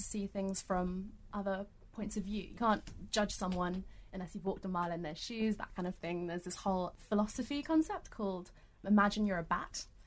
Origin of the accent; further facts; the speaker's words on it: Norfolk, East of England, United Kingdom; accent: British; also born or lived in Australia; go back to my own country every so often. I'm like, what, Norfolk?